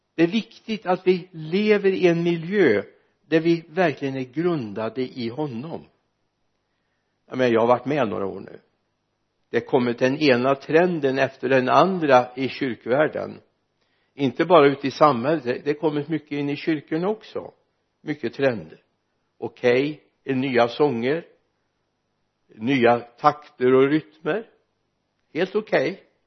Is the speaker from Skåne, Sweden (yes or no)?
no; Mariestad, Västra Götaland, Sweden; moved away; also born or lived in Stockholm; hemma i stan i, där jag kommer ifrån